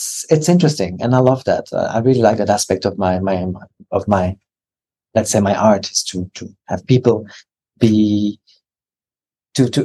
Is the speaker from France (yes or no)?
yes; France; moved away as an adult; now in Australia